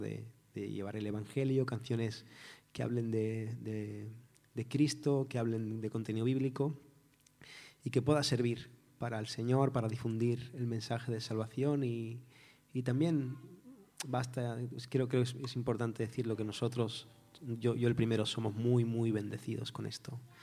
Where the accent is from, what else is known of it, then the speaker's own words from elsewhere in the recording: Barcelona, Catalonia, Spain; moved away as an adult; also born or lived in Cádiz; vengo de Barcelona, soy de allí, y pasa es que he estado mucho tiempo viviendo en Cádiz